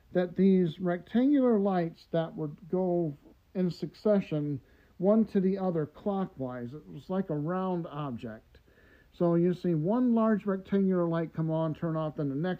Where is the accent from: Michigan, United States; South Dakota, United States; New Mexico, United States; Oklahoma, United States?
Michigan, United States; Detroit; growing up in Detroit